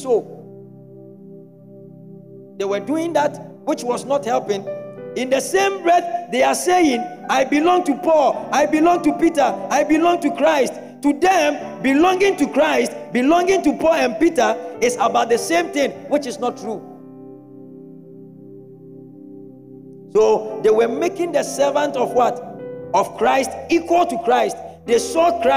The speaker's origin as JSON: {"language": "English", "town": "Kumasi", "region": "Ashanti", "country": "Ghana", "tie": "born or raised there", "said": "I grew up in Methodist in Kumasi"}